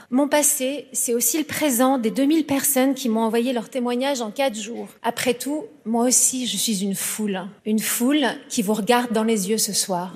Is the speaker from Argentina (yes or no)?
no; Paris, Île-de-France, France; je suis parisienne mais d'origine bretonne